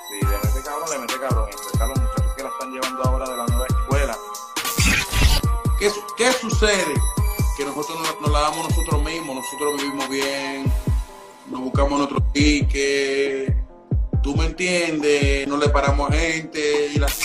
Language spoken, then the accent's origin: Spanish; Dominican Republic; en lo que es ese ritmo que nos está identificando a nosotros como dominicanos.